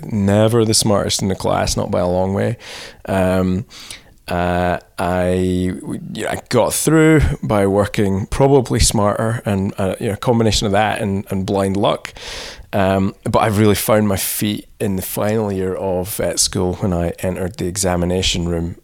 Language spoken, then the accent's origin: English; Scotland, United Kingdom; moved away as an adult; also born or lived in England; I'm Scottish